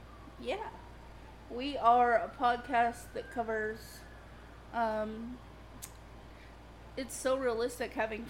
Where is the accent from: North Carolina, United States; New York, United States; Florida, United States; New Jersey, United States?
Florida, United States; I'm from Florida, so I'm going to be covering a story from Florida.